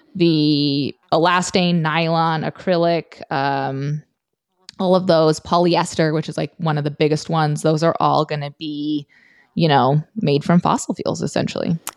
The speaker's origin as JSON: {"language": "English", "region": "Montana", "country": "United States", "tie": "born or raised there", "said": "I grew up in Montana"}